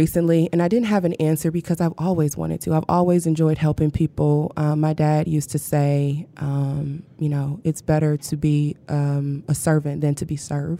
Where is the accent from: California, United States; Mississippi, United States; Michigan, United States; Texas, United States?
Michigan, United States; Flint; moved away as an adult; now in Detroit, United States; I have two homes, right? Yeah. So, I'm born and raised in Flint, but this is also home.